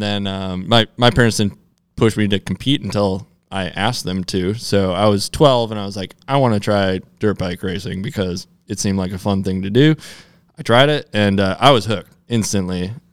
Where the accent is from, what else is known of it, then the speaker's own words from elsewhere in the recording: Minnesota, United States; I grew up in Minnesota